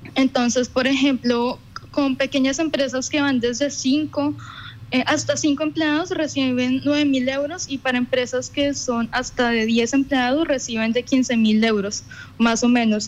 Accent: Colombia; moved away as an adult; now in Düsseldorf, Germany; yo digo que soy de Colombia

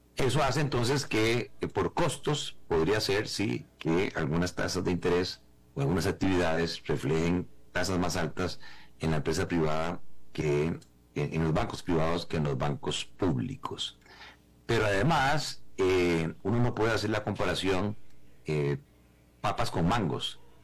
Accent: Costa Rica

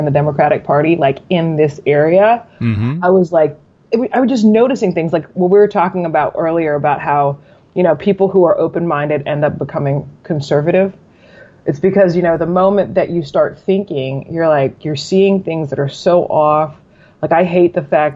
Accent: Maryland, United States; Maryland is one of the first, you know, 13 colonies. We're what they say, the northernmost southern state

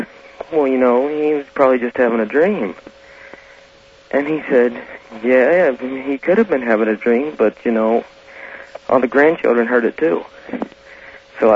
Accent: West Virginia, United States; now in Portland, United States; I'm originally from West Virginia

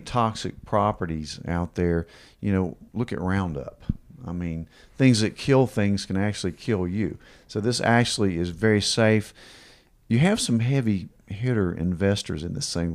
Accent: Kingsport, Tennessee, United States; growing up in Kingsport since we were little kids

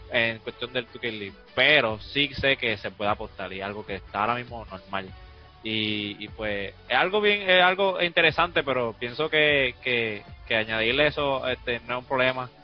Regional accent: Puerto Rico; somos puertorriqueños, nosotros somos bien orgullosos

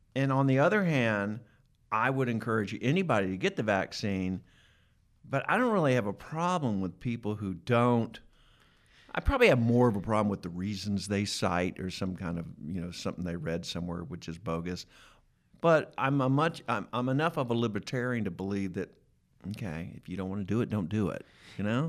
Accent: Atlanta, Georgia, United States; I grew up in Atlanta

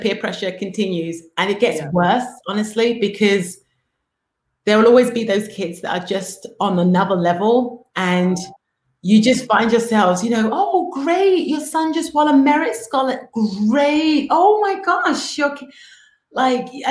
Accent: United Kingdom; moved away as an adult; now in United States; coming as a Brit, raising kids in America

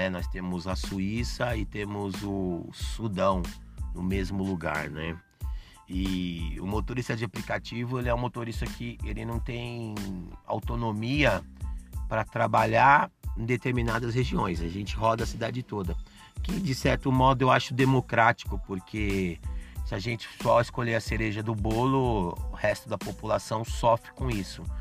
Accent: São Paulo, Brazil; sou nascido e criado aqui no Bexiga bairro da região central de São Paulo e, modéstia à parte, conheço muito bem a minha cidade

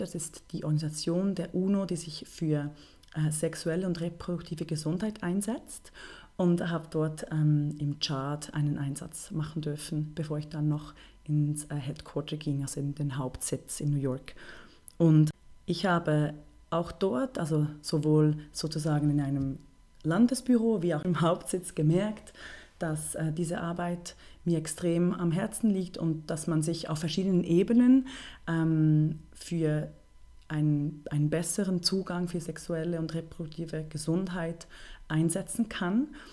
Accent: Bern, Switzerland; ich bin halb Deutsche und dann halb Schweizerin bin aber in Bern äh, geboren und aufgewachsen. Ich würde mich also deswegen als Berner Mädchen bezeichnen.

